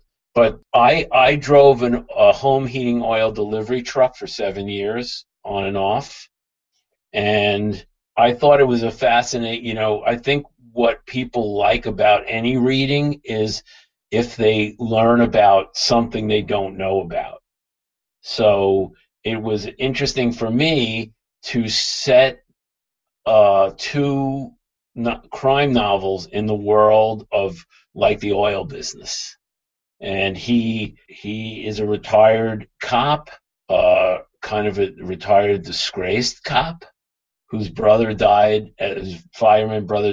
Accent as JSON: {"language": "English", "town": "New York City", "region": "New York", "country": "United States", "tie": "born or raised there", "lives_now": "Long Island, United States", "said": "I grew up in Brooklyn"}